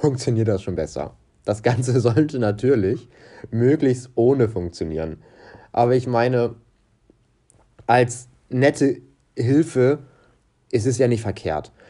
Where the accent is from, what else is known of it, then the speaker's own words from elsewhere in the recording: Portugal; ich persönlich bin Portugiese und bei uns wird Wein ganz, ganz groß geschrieben